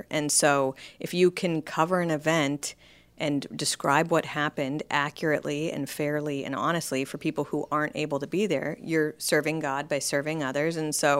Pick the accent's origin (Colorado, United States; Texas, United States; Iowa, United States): Colorado, United States; also born or lived in Wyoming / California; I was born in Colorado, but my dad was actually a pastor in Wyoming at the time I was born.